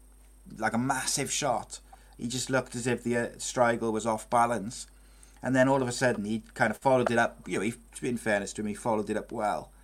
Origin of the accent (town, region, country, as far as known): Welsh, Wales, United Kingdom